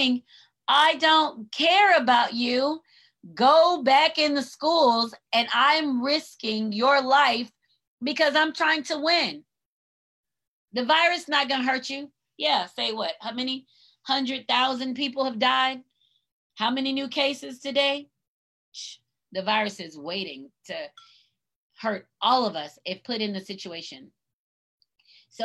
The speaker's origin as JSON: {"language": "English", "country": "United States", "said": "I'm proud to be an American and I'm a Black American"}